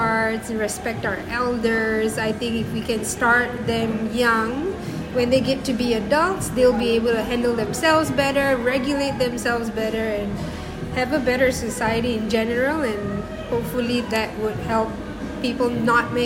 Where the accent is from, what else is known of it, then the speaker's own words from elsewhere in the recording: Singapore; moved away as an adult; also born or lived in Colombia; now in Madrid, Spain; I'm from Singapore originally, born and bred.